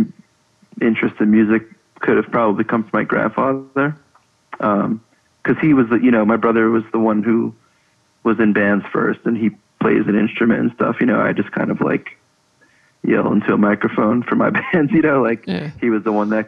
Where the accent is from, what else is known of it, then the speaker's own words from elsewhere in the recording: Levittown, New York, United States; we grew up in Levittown